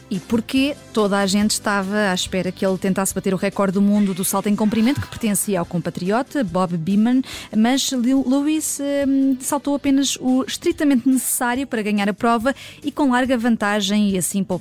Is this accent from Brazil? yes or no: no; Viseu, Portugal; E toda a gente sabe que esse feito pertence a Carlos Lopes, eh, que é da minha terra já agora